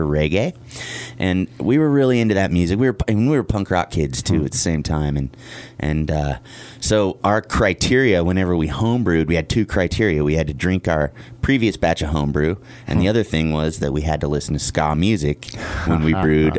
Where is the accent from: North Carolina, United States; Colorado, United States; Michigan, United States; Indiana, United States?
Colorado, United States; Wheat Ridge; I grew up in in Denver